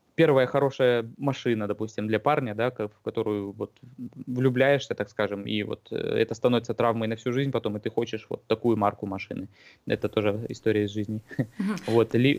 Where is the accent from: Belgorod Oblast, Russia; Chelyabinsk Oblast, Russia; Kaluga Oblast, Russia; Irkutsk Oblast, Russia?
Irkutsk Oblast, Russia; Irkutsk; moved away as an adult; also born or lived in Moscow / Thailand; now in New Zealand; в России и в Иркутске, откуда я родом